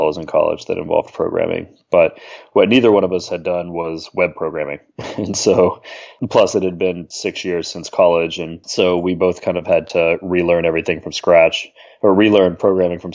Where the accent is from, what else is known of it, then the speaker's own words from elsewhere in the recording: Atlanta, Georgia, United States; moved away as an adult; I grew up in Atlanta, actually, with my NerdWallet co-founder, Tim